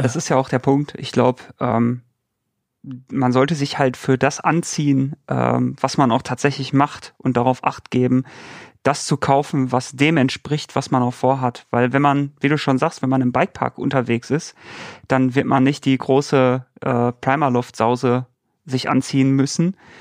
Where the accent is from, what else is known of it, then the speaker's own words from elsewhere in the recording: Bochum, North Rhine-Westphalia, Germany; Ich komme ja aus, aus NRW, aus Bochum